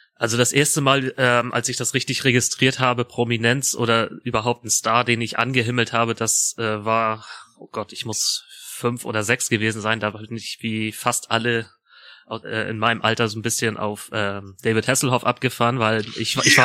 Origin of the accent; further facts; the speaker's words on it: Schleswig-Holstein, Germany; das ist ja auch ungefähr nur zehn Kilometer von meinem Heimatort damals äh, entfernt gewesen